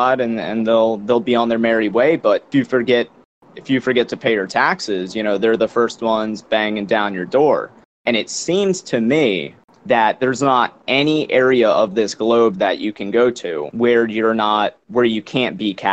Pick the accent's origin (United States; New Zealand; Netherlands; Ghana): United States; born or raised there